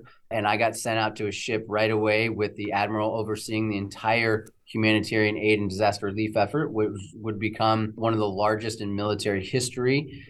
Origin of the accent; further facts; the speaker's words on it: Novato, California, United States; coming back from the Navy, I moved home to my hometown in Novato, in Northern California